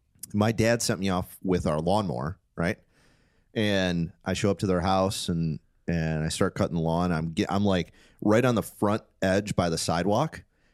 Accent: Detroit, Michigan, United States; I grew up in Detroit

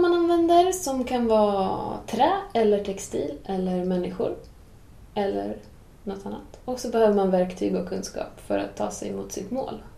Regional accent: Åland Islands; moved away as an adult; now in Sweden; jag är uppväxt på Åland

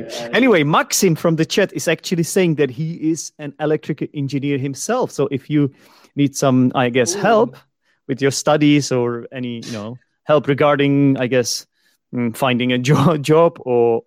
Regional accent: Czechia; one of them is my own country, the Czech Republic

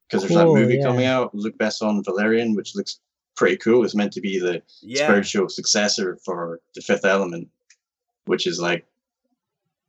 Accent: Scotland, United Kingdom; I'm from Scotland? I'm in Scotland.

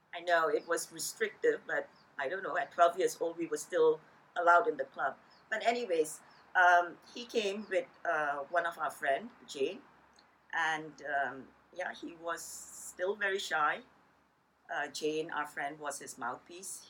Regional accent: Karachi, Sindh, Pakistan; also born or lived in Montreal, Canada; now in Vancouver, Canada; growing up in uh, Pakistan, there were about maybe 50 or so Chinese families uh, in Karachi, the city that I was born

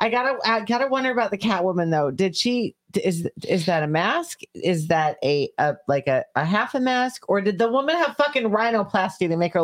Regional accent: New York, United States; moved away; I'm from New York.

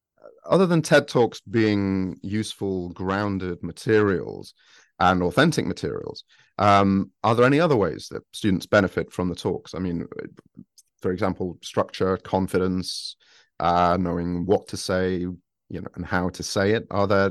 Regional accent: Sheffield, Yorkshire and the Humber, United Kingdom; And they're like, Norwich, Leicester, and I'm from Sheffield, and I was recently in Sheffield, and it's so easy to go back into same accent that you were doing, you know, 20 years ago.

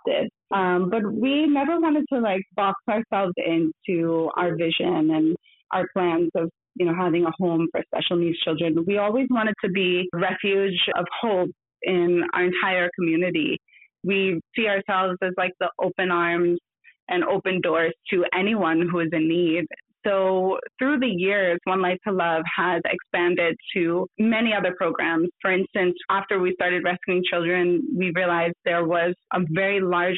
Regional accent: New Jersey, United States; moved away as an adult; now in India; growing up in New Jersey

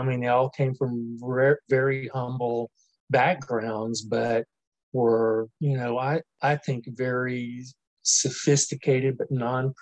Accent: New Orleans, Louisiana, United States; moved away; also born or lived in Mobile, Alabama / Marion, Alabama; I was actually born and raised in New Orleans

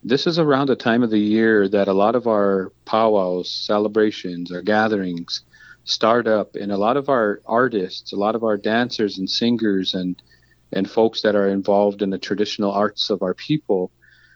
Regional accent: Crow Creek Sioux Tribe, South Dakota, United States; I come from the Crow Creek Sioux Tribe. We're known as the Hunkpati Dakota Nation

